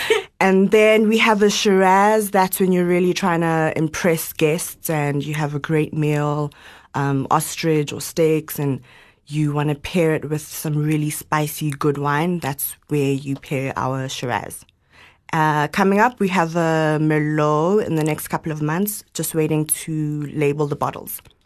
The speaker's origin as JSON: {"language": "English", "town": "Johannesburg", "region": "Gauteng", "country": "South Africa", "tie": "born or raised there", "also_born_or_lived": "Zimbabwe", "said": "came back when I was about three or four, and we've lived in Joburg my whole life."}